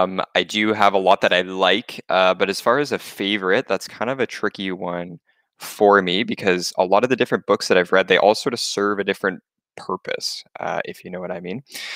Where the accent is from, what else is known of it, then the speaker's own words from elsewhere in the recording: Canada; that's really interesting for me as a Canadian investor, because in Canada, there's really not much for a tech sector.